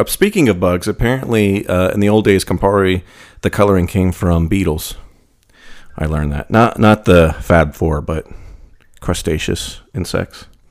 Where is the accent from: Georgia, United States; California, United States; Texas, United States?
Texas, United States; I'm from Texas